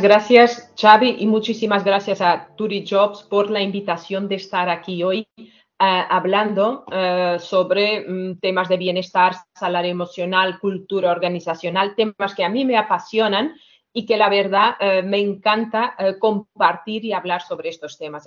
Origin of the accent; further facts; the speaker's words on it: Portugal; Spanish is a second language; moved away as an adult; now in Barcelona, Spain; yo soy portuguesa, llevo 17 años aquí en, España, en Barcelona